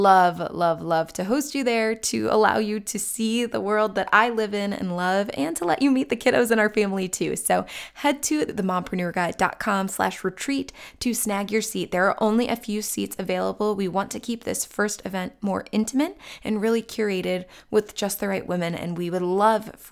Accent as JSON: {"language": "English", "town": "Chagrin Falls", "region": "Ohio", "country": "United States", "tie": "born or raised there", "said": "Chagrin Falls, Ohio, my favorite town, which is my hometown"}